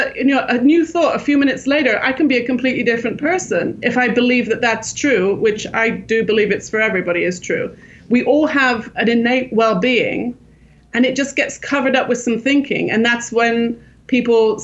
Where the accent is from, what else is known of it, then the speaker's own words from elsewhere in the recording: England, United Kingdom; moved away as an adult; also born or lived in Los Angeles, California, United States; now in Jerusalem, Israel; I grew up in England, and I started working in the theater in London